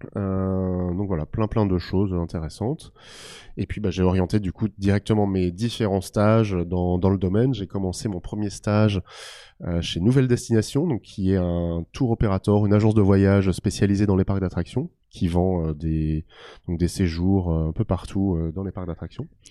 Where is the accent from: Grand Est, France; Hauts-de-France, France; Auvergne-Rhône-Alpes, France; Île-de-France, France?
Grand Est, France; Alsace; je suis originaire d'Alsace